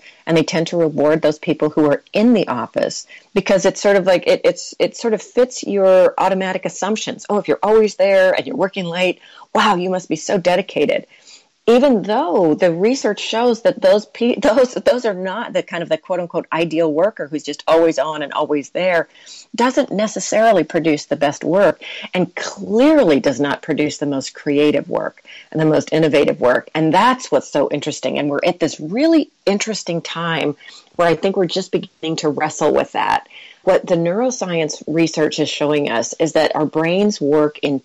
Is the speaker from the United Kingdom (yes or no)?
no; United States; I am American